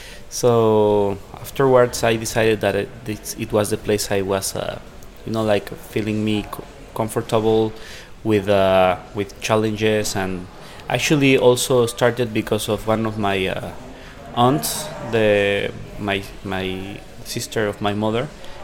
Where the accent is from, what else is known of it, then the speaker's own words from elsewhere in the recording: Mexico City, Mexico; I'm from Mexico City.